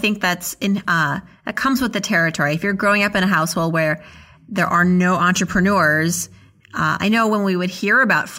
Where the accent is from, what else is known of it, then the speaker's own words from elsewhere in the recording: Worcester, Massachusetts, United States; born there; Where in Massachusetts? I was born in Worcester.